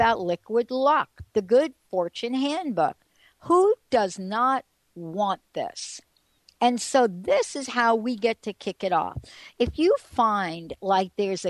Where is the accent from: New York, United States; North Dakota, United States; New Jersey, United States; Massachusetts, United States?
New York, United States; New York City; Growing up in the Bronx